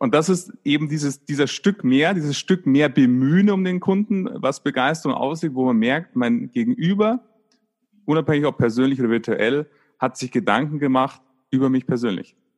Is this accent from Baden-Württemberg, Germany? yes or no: no; Munich, Bavaria, Germany; In, in Bayern, ich komme aus München